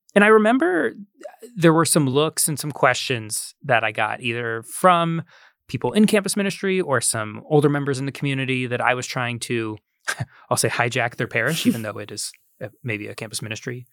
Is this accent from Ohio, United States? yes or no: yes; Columbus, Ohio, United States; moved away; at the Ohio State University, which is, uh, in my hometown